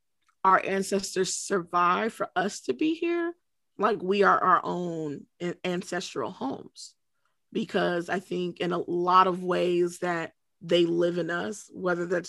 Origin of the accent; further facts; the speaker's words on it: Cleveland, Ohio, United States; I'm born and raised in Cleveland.